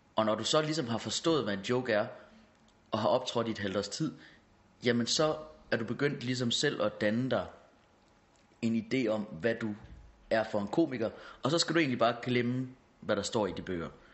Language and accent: Danish; Hårby, Central Denmark Region, Denmark; moved away; also born or lived in Aarhus / Copenhagen; jeg er fra Hårby